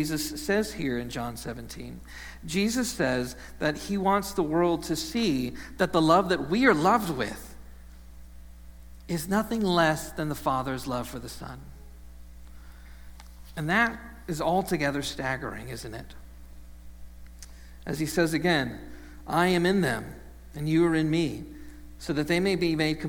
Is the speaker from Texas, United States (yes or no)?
yes; Texas, United States; now in Ohio, United States; growing up in Texas, I didn't know the sunshine could go away for as long as it does here